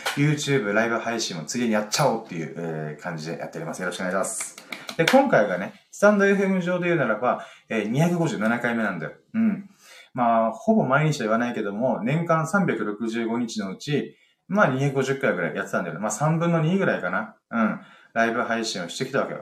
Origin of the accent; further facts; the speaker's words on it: Okinawa Island, Japan; 僕は宮古島出身ではなく、沖縄本島出身なんですよ